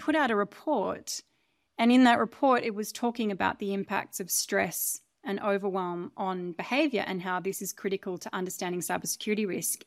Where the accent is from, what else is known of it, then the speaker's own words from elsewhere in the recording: Australia; moved away as an adult; So I grew up in Australia. on a relatively isolated and large farm.